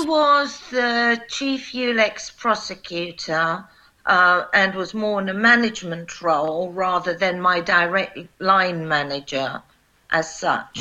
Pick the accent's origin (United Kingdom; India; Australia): United Kingdom; also born or lived in Kosovo; I am a British prosecutor